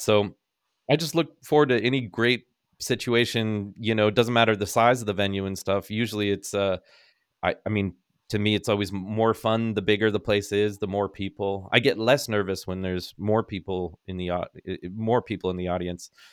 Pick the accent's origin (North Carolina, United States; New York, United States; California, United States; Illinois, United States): California, United States; Northern; growing up in Northern California